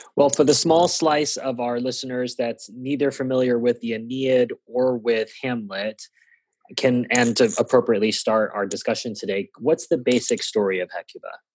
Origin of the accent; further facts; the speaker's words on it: Singapore; first language English; moved away; I did grow up learning the Kings or the Queens as it may have been at the time um, because Singapore is a former uh, British colony